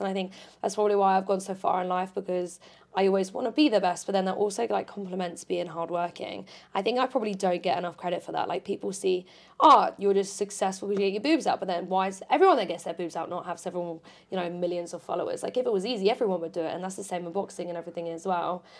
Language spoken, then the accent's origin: English; Portsmouth, South East England, United Kingdom; moved away as an adult; now in Essex, United Kingdom; I moved to Essex and I'm from Portsmouth, so that's two hours, you know, minimum away from home